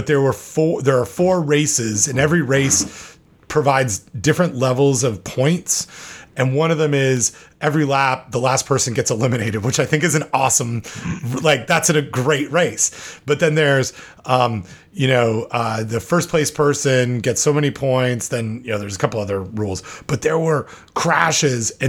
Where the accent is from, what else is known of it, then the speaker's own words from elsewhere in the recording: Canada; now in United States; I'm Canadian